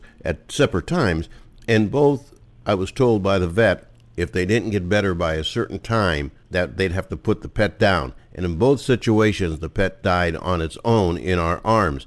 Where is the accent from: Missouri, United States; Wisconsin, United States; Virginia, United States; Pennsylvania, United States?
Pennsylvania, United States; I'm from Pennsylvania